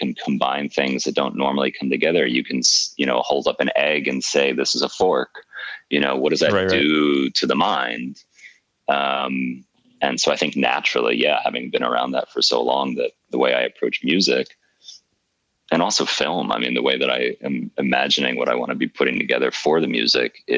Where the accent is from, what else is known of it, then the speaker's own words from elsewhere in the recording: New York, United States; now in Berlin, Germany; being a New Yorker